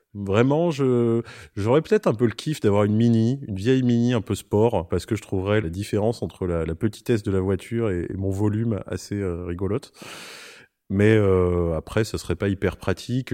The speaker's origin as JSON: {"language": "French", "area": "Corrèze", "region": "Nouvelle-Aquitaine", "country": "France", "tie": "born or raised there", "also_born_or_lived": "Paris", "moved": "yes", "lives_now": "Marseille, France", "said": "je suis un vrai euh, campagnard au départ puisque j'ai grandi en Corrèze"}